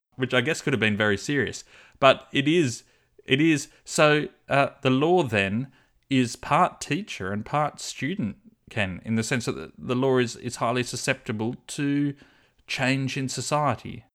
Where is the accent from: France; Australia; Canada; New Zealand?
Australia